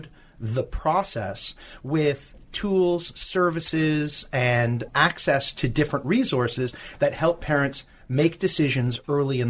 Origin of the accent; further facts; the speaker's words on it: Canada; now in California, United States; I'm Canadian